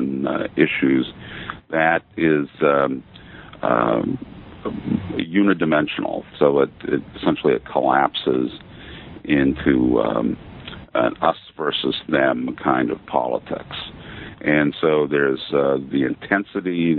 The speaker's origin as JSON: {"language": "English", "region": "Maine", "country": "United States", "also_born_or_lived": "Athens, Georgia / Baton Rouge, Louisiana / Buffalo, New York", "moved": "as an adult", "said": "I'm originally from Maine"}